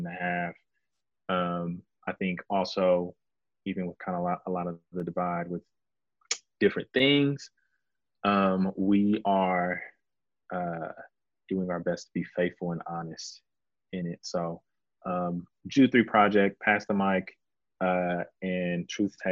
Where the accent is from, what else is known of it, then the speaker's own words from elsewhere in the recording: Houston, Texas, United States; also born or lived in Dallas-Fort Worth area; now in Dallas, United States; I'm originally from Houston, but being somebody who's been in kind of the DFW area for a long time